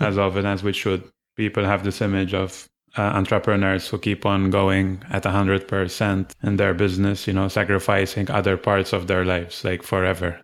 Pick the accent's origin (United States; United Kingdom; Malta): Malta; I'm from Malta.